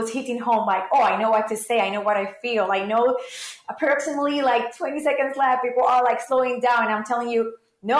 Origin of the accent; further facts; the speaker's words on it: Puerto Rico; growing up in Puerto Rico